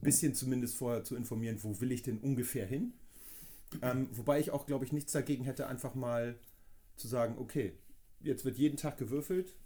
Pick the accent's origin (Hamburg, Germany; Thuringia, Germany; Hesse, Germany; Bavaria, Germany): Hamburg, Germany; ich komme aus Hamburg